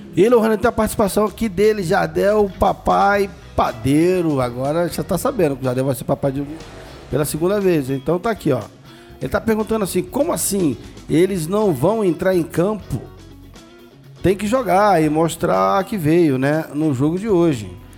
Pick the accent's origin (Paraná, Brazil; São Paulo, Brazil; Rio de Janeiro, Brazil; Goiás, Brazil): Rio de Janeiro, Brazil; Meu bairro natal, praticamente, né? Botafogo. É onde eu nasci, cresci e tem muitos amigos lá.